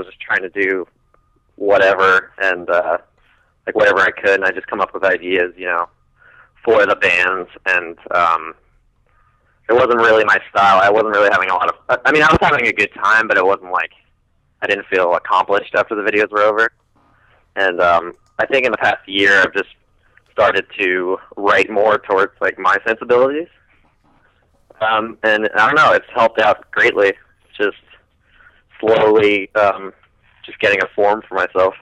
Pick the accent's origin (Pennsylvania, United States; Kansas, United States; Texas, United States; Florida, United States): Pennsylvania, United States; Philadelphia; moved away as an adult; also born or lived in Vancouver, Canada; now in Los Angeles, United States; I was raised in Philadelphia. I am a Philadelphian.